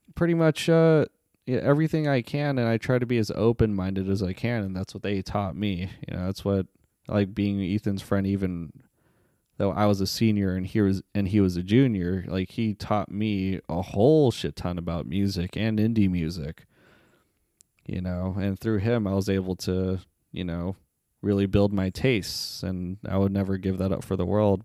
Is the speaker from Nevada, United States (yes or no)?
yes; Las Vegas, Nevada, United States; also born or lived in Staten Island, New York; I was born in Staten Island, New York, but, uh, at the age of seven, I, uh, moved to Las Vegas, Nevada